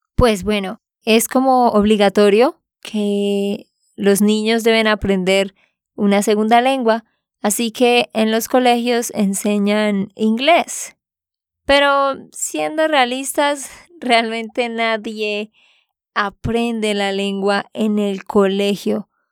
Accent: Santander, Colombia; de Santander, Colombia

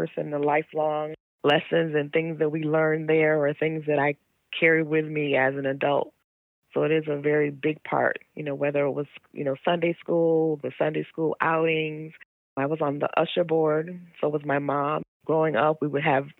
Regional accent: Bridgeport, Connecticut, United States; also born or lived in Rhode Island; I was born in Bridgeport, Connecticut. I was raised here, went through public schools here

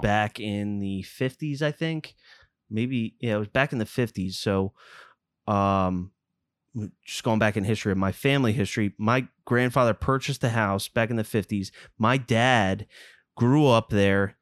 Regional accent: Lower Gwynedd, Pennsylvania, United States; I grew up in Lower Gwinnett.

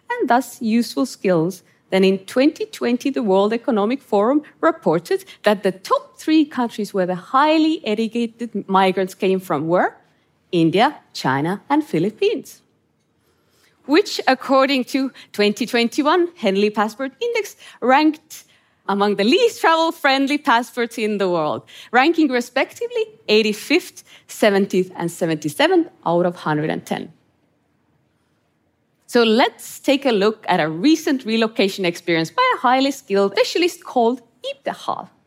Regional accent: Estonia; born or raised there

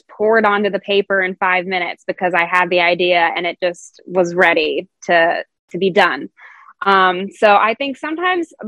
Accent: Dayton, Ohio, United States; also born or lived in Indianapolis; I moved back to my hometown of Dayton, Ohio

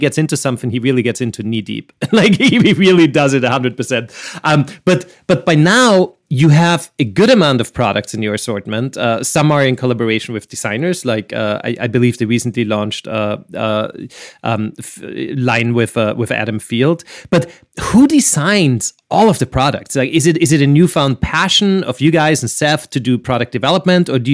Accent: Vienna, Austria; I'm from Vienna

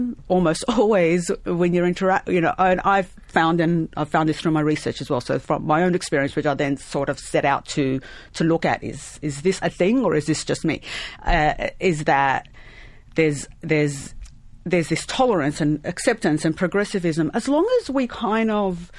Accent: Lebanon; now in Australia; I was born in Lebanon

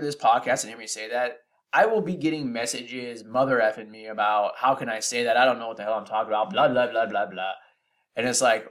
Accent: Bay Area, California, United States; I'm from the Bay Area in California

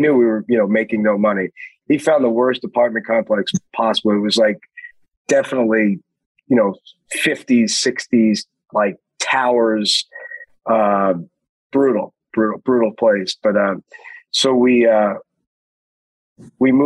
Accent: New York City, New York, United States; moved away; I'm from Queens

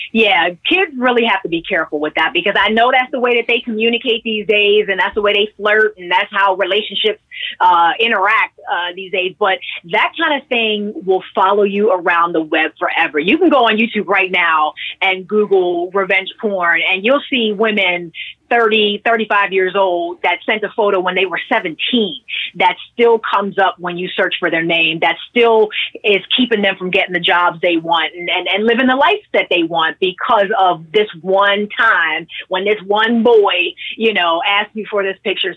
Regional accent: Pittsburgh, Pennsylvania, United States; I'm originally from Pittsburgh, PA

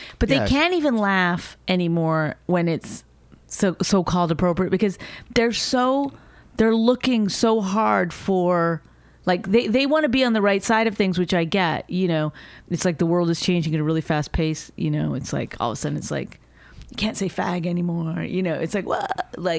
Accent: Canada; because she's Canadian and I'm Canadian.

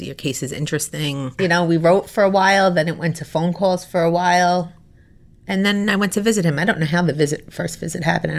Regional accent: New York, United States; moved away as an adult; also born or lived in Florida; I lived in Florida. I'm from New York, but I lived in Florida. I went to graduate school in Florida.

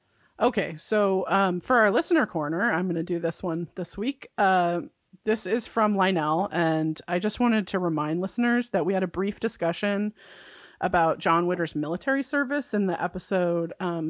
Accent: New York, United States; I grew up middle class in New York.

